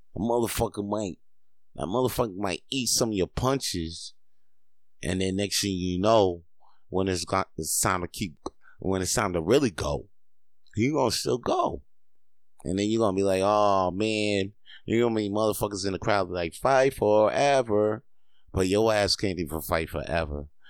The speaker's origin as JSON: {"language": "English", "region": "Quebec", "country": "Canada", "tie": "born or raised there", "said": "I ain't that Canadian enough, but I was born here. I was born in Quebecois."}